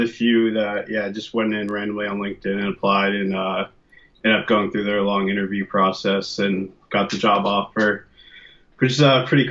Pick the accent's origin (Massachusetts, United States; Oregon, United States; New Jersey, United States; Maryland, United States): New Jersey, United States; moved away as an adult; also born or lived in Pennsylvania / Washington, D.C.; now in San Francisco, United States; I grew up in New Jersey